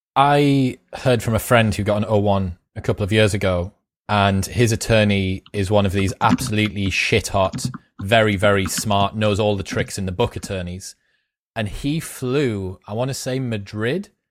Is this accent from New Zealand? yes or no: no; United Kingdom; I'm British